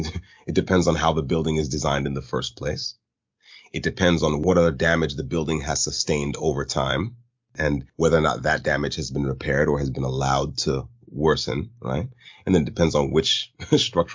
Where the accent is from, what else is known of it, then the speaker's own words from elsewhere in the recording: United States; as an American